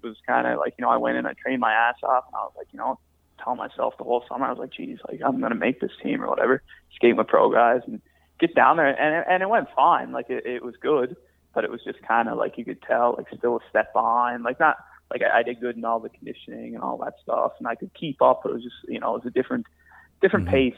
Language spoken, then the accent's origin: English; St. John's, Newfoundland and Labrador, Canada; the Ice Caps here in my hometown